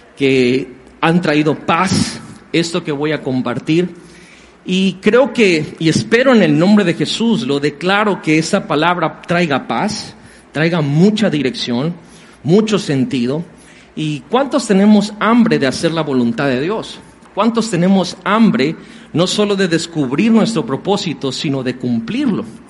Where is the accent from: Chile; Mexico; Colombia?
Mexico; los que somos de aquí de México somos mexicanos